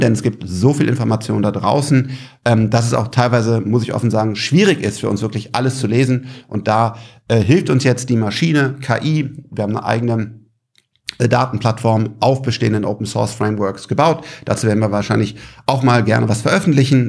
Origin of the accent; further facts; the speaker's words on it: Germany; als Deutscher